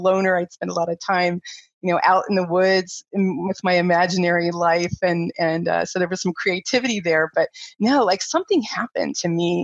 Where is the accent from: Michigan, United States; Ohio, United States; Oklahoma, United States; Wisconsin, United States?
Ohio, United States; moved away as an adult; also born or lived in Taiwan / Japan; I was from Ohio growing up in the cornfields